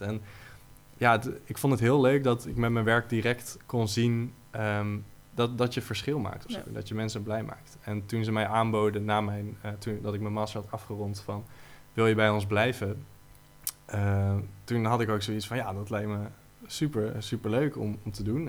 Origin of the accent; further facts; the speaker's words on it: Utrecht, Netherlands; als Utrechters